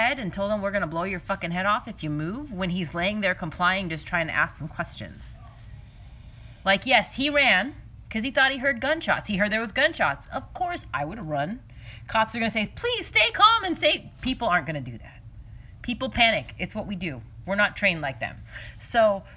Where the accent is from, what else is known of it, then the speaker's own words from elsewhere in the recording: Washington, United States; we are from Washington.